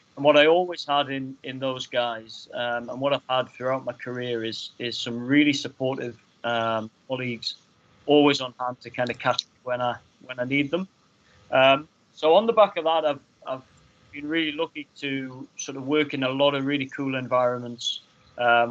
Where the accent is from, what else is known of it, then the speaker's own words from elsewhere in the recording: Hexham, North East England, United Kingdom; growing up in Hexham